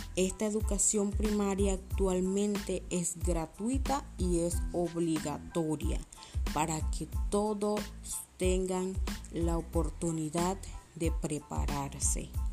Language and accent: Spanish; Panama; como panameños